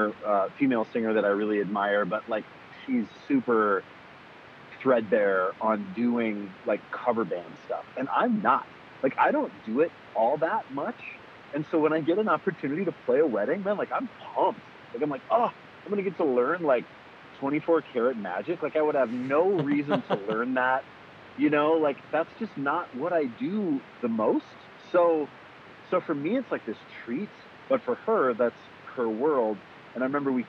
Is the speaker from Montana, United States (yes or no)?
yes; Kalispell, Montana, United States; I grew up in Montana in this small town called Kalispell, the northwest corner.